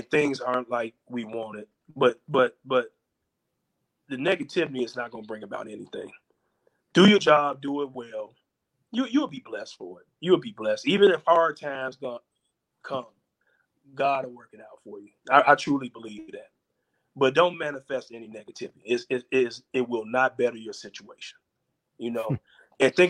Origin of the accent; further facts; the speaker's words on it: Chicago, Illinois, United States; also born or lived in Tyler, Texas; growing up in North Lawndale